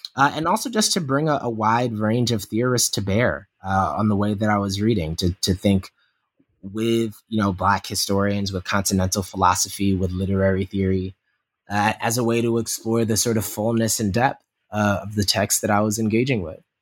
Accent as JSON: {"language": "English", "town": "Yonkers", "region": "New York", "country": "United States", "tie": "born or raised there", "said": "my growing up in South Yonkers, New York"}